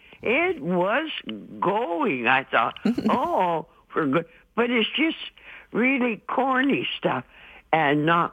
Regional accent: Drumheller, Alberta, Canada; where I grew up in Drumheller, there was a lot of cactus in the hills, eh?

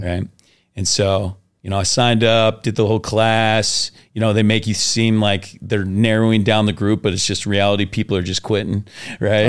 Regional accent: Washington, United States; also born or lived in Oklahoma; I grew up in Washington State, and I got sent, sent to Oklahoma

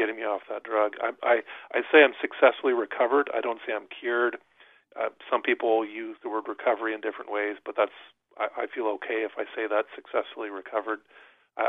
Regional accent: New Brunswick, Canada; I grew up in New Brunswick in a small town

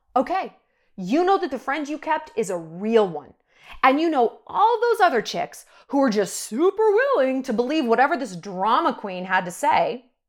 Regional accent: New York, United States; moved away; I'm from New York

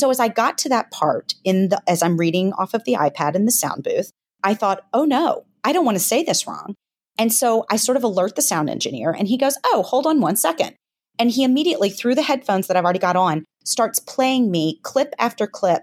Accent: Memphis, Tennessee, United States; I'm from Memphis, but I certainly do not have a heavy Southern accent or much of a twang

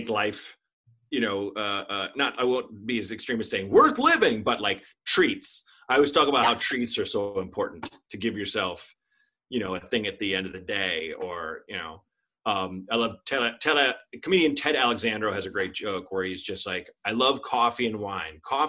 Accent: Portland, Oregon, United States; moved away; Portland, in my hometown

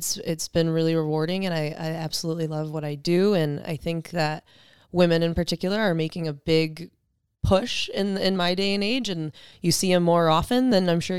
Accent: Michigan, United States; Originally born and raised in Michigan. And went to school there, got through college

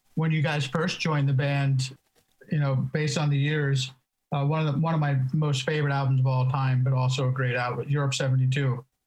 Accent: East Coast, United States; now in California, United States; I grew up on the East Coast

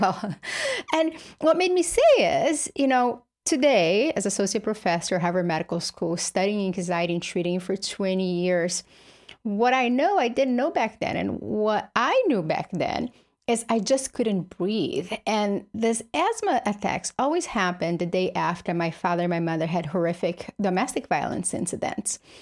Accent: Brazil; moved away; I grew up in Brazil, poor with his single mother

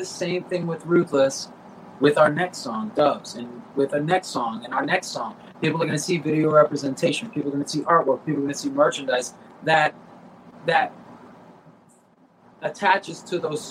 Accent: South Florida, United States; I grew up in South Florida

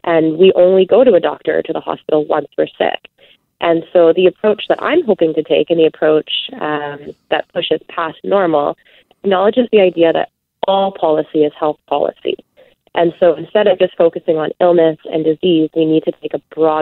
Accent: Manitoba, Canada; I'm from Manitoba

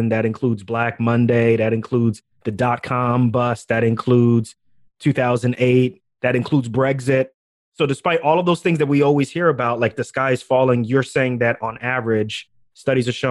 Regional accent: New York, United States; growing up in New York, my family's from Ghana, also, as you already know by the last name.

